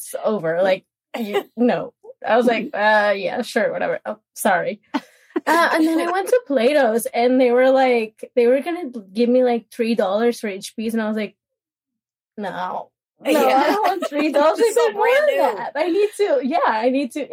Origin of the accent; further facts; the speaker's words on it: Monterrey, Nuevo León, Mexico; now in Ashburn, United States; It's a place called Monterrey.